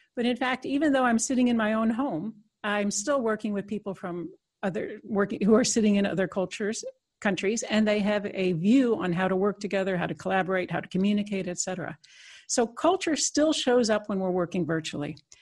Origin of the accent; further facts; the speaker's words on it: United States; moved away as an adult; now in Netherlands; I'm an American citizen, but I've been in Europe almost uh, 25 years